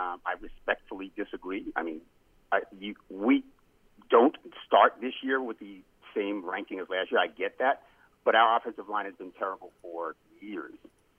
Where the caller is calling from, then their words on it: Brooklyn, New York, United States; from Brooklyn.